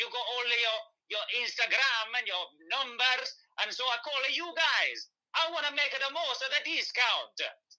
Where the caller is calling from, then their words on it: Luton, East of England, United Kingdom; I'm calling from Luton in Bedfordshire.